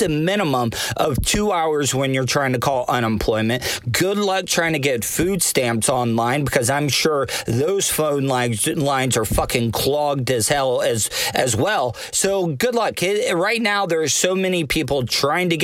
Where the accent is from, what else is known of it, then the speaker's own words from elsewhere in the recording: De Leon Springs, Florida, United States; growing up in De Leon Springs, Florida